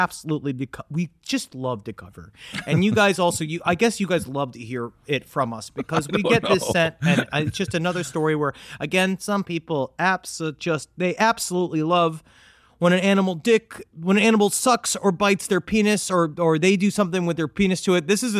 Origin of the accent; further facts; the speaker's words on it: Queens, New York, United States; we had a problem in our basement toilet growing up in Queens where rats used to come up in it.